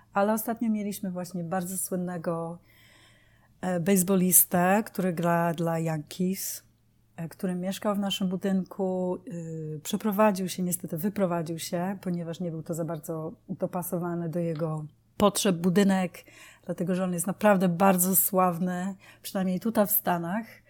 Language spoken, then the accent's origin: Polish; Poland; also born or lived in United Kingdom; now in New York, United States; urodziłam się w Polsce